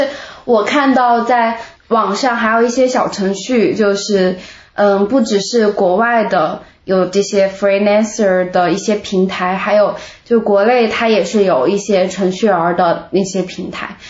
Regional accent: Meishan, Sichuan, China; 我是眉山的，就是离成都挺近的一个地方。

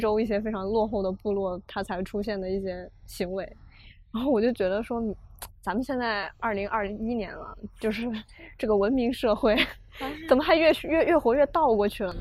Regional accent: China; 因为我生在中国的社会体系

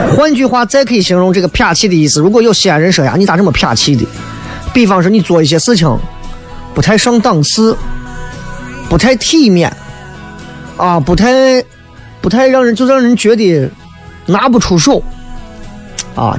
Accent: Xi'an, Shaanxi, China; 作为一个西安人来讲，还真的很难解释

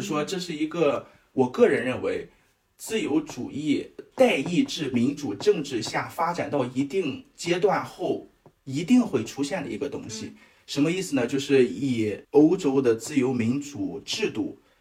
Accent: China; 我们中国人

